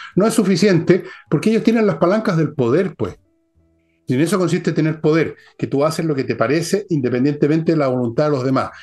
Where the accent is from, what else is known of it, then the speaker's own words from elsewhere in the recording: Molina, Maule, Chile; moved away; cuando era cabros chicos en Molina